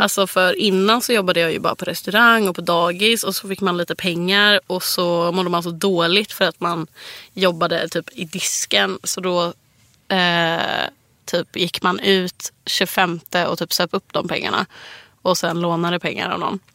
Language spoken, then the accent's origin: Swedish; Gothenburg, Västra Götaland, Sweden; moved away; hemma i Göteborg